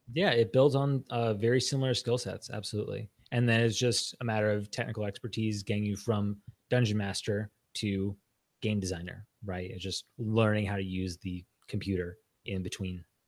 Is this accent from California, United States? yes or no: yes; Los Angeles, California, United States; I grew up in in Los Angeles.